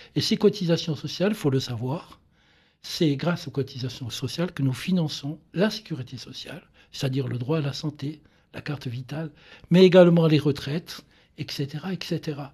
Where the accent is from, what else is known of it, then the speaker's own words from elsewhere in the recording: Ajaccio, Corsica, France; moi qui viens de, Corse, je suis né donc à Ajaccio